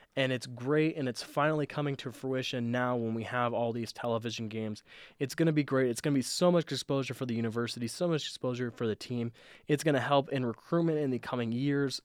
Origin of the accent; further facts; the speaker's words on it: Southern Nevada, United States; I'm from Southern Nevada